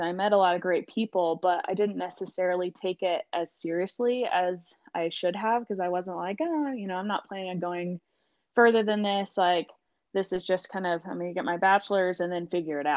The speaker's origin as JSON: {"language": "English", "region": "Southeast Missouri", "country": "United States", "tie": "born or raised there", "also_born_or_lived": "Southwest Colorado", "moved": "as an adult", "lives_now": "Colorado, United States", "said": "I grew up in Southeast Missouri."}